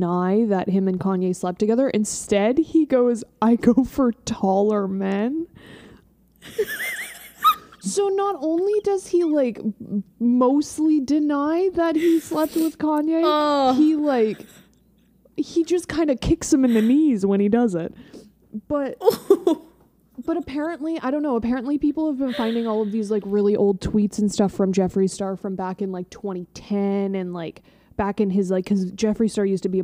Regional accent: Canada; we're Canadian

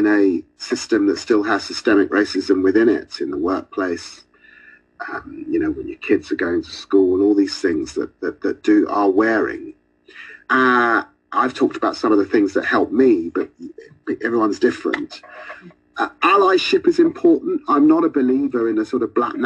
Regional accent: London, United Kingdom; growing up in Tottenham

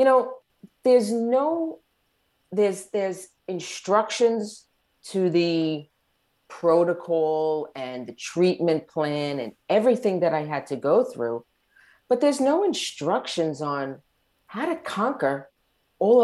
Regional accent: Long Island, New York, United States; moved away as an adult; now in Southern Florida, United States; We were born and raised on Long Island, New York.

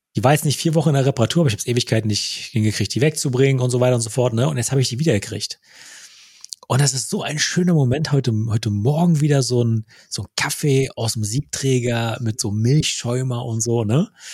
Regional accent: Wittstock, Brandenburg, Germany; moved away; in Wittstock, meiner alten Heimatstadt

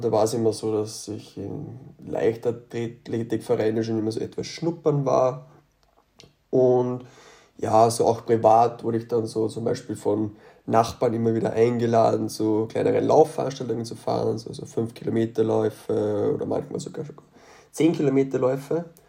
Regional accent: Austria; von dem Ort aus Österreich komme ich, wo ich herkomme

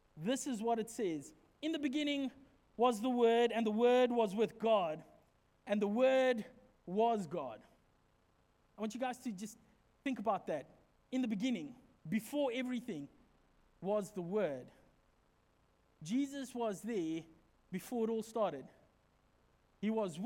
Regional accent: Secunda, Mpumalanga, South Africa; moved away; Where we come from, back in my hometown, in the street behind us, there used to be this house

